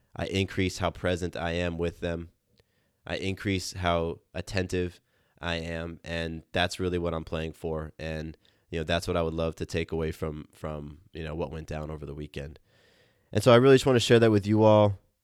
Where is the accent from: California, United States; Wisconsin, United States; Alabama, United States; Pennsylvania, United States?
California, United States; Southern; I grew up in Southern California